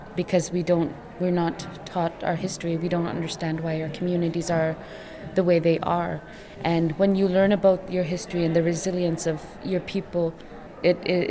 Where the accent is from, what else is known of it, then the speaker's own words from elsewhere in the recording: Rankin Inlet, Nunavut, Canada; also born or lived in Ottawa; I am from Rankin Inlet